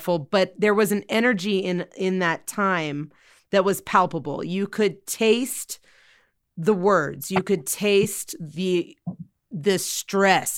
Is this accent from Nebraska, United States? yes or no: no; Burbank, California, United States; I'm from Los Angeles, so I was living, I'm from Burbank